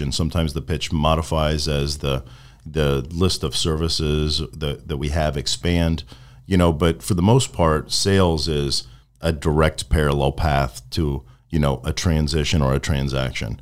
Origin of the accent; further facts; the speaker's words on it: Venice, Florida, United States; also born or lived in Midwest / Sarasota, Florida; I've spent most of my time in Florida